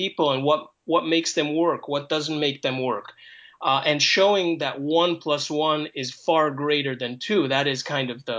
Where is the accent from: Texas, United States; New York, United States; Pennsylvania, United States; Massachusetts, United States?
New York, United States; New York City; also born or lived in Israel; I'm Israeli by origin, and but I grew up in New York City during the 80s